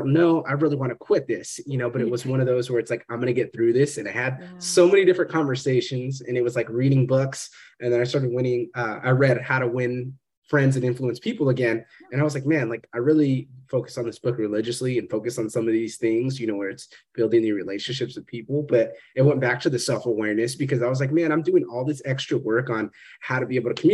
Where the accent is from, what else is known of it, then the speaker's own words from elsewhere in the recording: Fresno, California, United States; moved away; growing up in Fresno